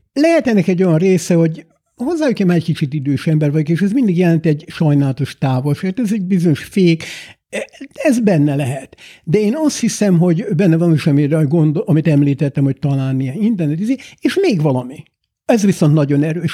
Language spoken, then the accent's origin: Hungarian; Hungary; also born or lived in London, United Kingdom; now in United Kingdom